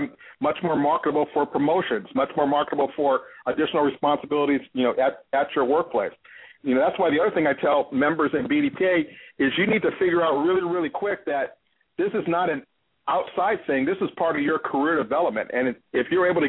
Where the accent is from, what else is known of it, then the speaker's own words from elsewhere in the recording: Los Angeles, California, United States; also born or lived in Detroit, Michigan; now in Cincinnati, United States; I was born and raised in Los Angeles